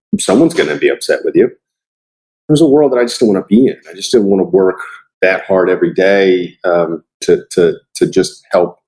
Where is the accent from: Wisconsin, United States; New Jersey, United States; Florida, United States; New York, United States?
Florida, United States; I'm originally from Florida